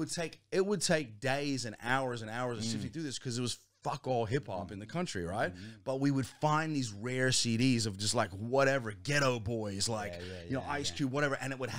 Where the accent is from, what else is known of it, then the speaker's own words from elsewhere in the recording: Alexandria, Virginia, United States; Man, so I grew up in the States, right? DC, just outside of DC, in a place called Alexandria, Virginia.